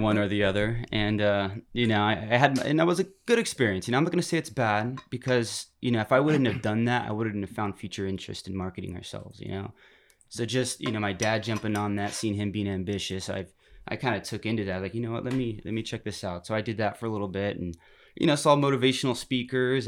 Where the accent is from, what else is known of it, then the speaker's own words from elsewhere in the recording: Turlock, California, United States; moved away; I'm from Turlock, California, up Northern California, right smack dab in the middle of California, where you put your finger on the map in the middle you're hitting Modesto, Turlock, California. Yeah, yeah. Mm-hmm. Um, you know, I kind of grew up in just you know suburban town